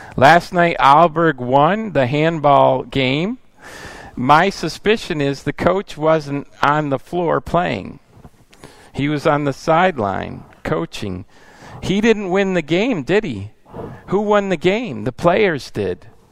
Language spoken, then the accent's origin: English; United States; moved away as an adult; also born or lived in Italy; I came as an American and I learned Italian